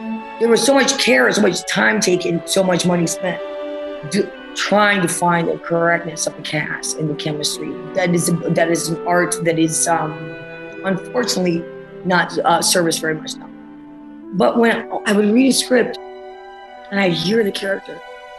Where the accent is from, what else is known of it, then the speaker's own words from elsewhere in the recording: New Jersey, United States; That's how you talk in the New Jersey accent. I was from New Jersey.